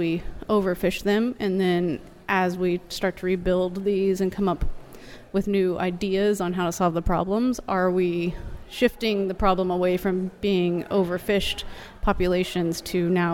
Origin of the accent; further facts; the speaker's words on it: Aransas Pass, Texas, United States; I grew up in Aransas Pass, Texas, and used to be the shrimp capital of the United States.